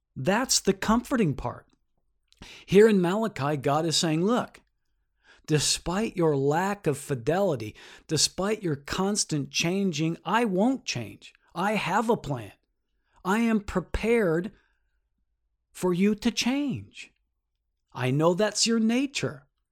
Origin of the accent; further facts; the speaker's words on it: United States; I am an American